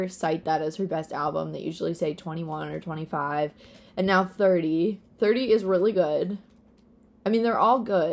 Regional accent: Peekskill, New York, United States; now in Long Island, United States; I am from Peekskill, New York, is where I was raised

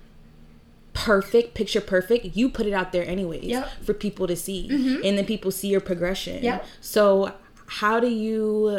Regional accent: Buffalo, New York, United States; moved away; This week I'm in Buffalo, New York, my hometown

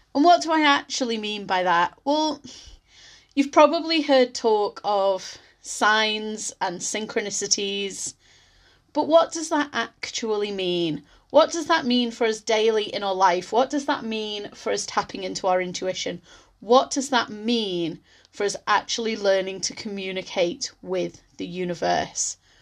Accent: Liverpool, North West England, United Kingdom; moved away as an adult; also born or lived in Scotland; I'm from the Liverpool area, and when I first applied to university, I was gonna stay local

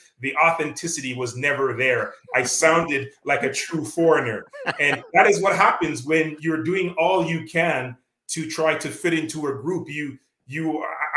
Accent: Canada; accent: Canadian; being Canadian, I mean, I have my Canadian accent

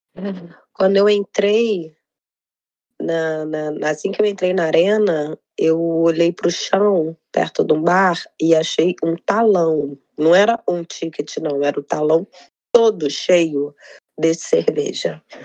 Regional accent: Rio de Janeiro, Brazil; Eu sou do Rio

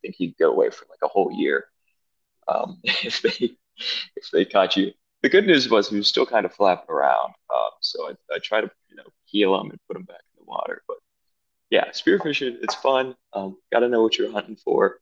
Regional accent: Greenville, South Carolina, United States; also born or lived in Charleston, South Carolina; I was born and raised in South Carolina, specifically Greenville.

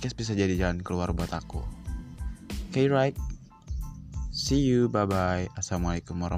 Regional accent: West Nusa Tenggara, Indonesia; gue asalnya NTB dari Universitas Swasta di Sumbawa Besar.

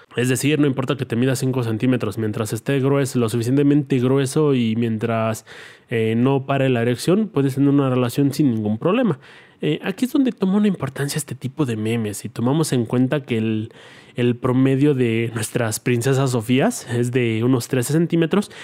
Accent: Mexico; la clave de mi país es más 52

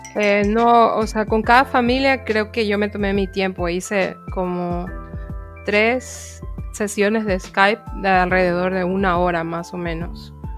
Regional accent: Guayaquil, Guayas, Ecuador; moved away as an adult; now in Offenbach, Germany; vengo originariamente de la ciudad de Guayaquil

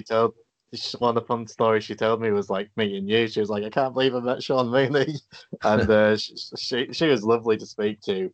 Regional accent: England, United Kingdom; I'm English

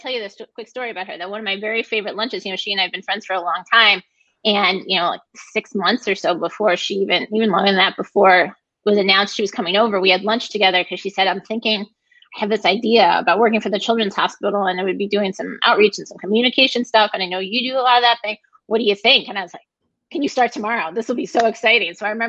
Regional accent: Brighton, United States; I grew up in Brighton. My parents went to Brighton High School. I went to Brighton High School. Yeah, haven't gone very far.

